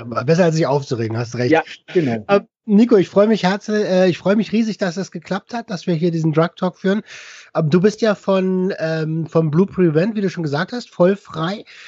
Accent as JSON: {"language": "German", "region": "Berlin", "country": "Germany", "said": "ich komme aus Berlin"}